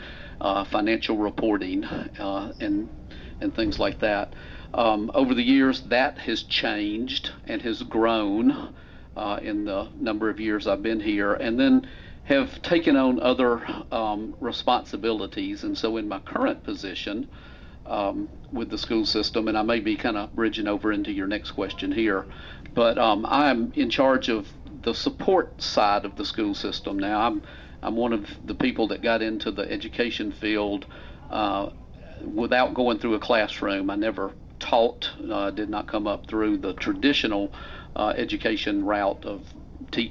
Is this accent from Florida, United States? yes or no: no; Griffin, Georgia, United States; I grew up the road in Griffin, so not too far away, but I'm a product of Griffin Spalding County Schools and graduated